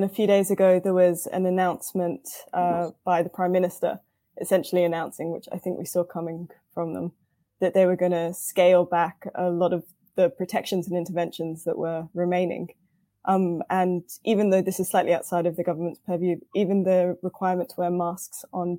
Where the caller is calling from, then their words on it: Cambridge, East of England, United Kingdom; So I'm calling from Cambridge in the UK.